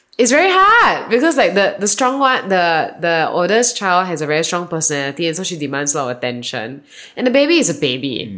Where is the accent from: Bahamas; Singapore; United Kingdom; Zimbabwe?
Singapore; moved away as an adult; now in Austin, United States; I come from Singapore. That was where I was born and I grew up. And I arrived in Austin a year and a half ago.